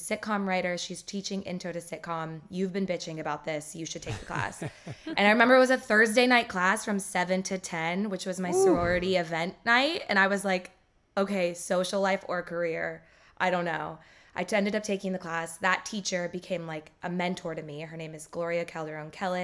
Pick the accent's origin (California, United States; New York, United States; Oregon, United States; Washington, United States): Oregon, United States; Portland; moved away as an adult; now in Los Angeles, United States; I'm from Portland, Oregon